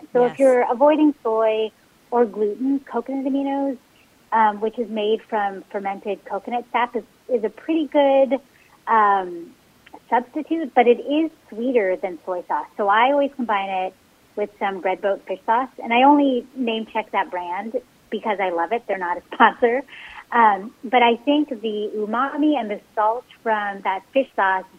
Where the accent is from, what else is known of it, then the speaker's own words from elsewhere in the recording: San Francisco Bay Area, California, United States; growing up in the San Francisco Bay Area, like, my mom cooked Cantonese Chinese food